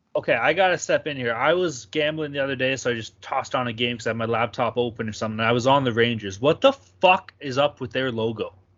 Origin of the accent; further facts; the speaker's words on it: Canada; as a Canadian